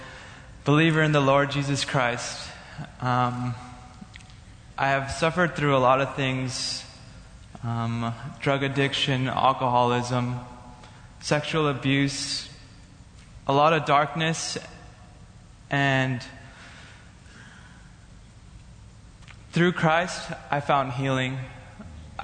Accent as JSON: {"language": "English", "region": "California", "country": "United States", "moved": "as an adult", "lives_now": "Bethany, United States", "said": "I'm from California"}